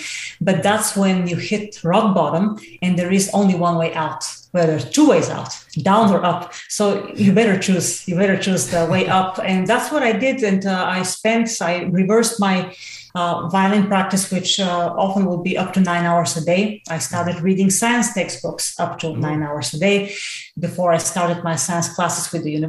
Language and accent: English; Bulgaria; English is a second language; I had no science base whatsoever, let alone in English, because I'm Bulgarian. I mean, obviously my accent, I haven't been able to overcome that to save my life.